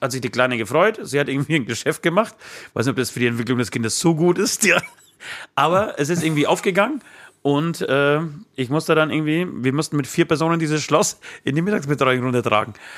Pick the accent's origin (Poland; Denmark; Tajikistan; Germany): Poland; moved away; ich komme ja aus Polen